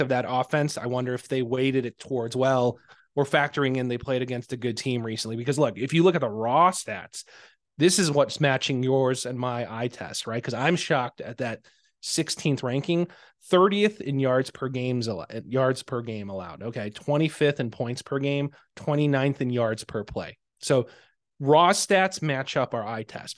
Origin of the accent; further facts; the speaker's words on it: Chicago, Illinois, United States; I'm a Chicagoan